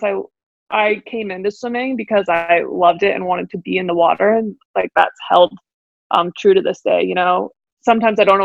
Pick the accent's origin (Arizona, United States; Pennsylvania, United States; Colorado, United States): Arizona, United States; born or raised there